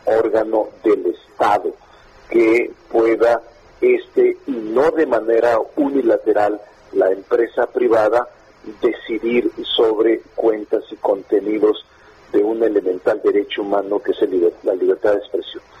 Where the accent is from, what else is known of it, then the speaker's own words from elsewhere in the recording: Zacatecas, Mexico; moved away as an adult; now in Mexico City, Mexico; yo realmente soy como una especie de chilango zacatecano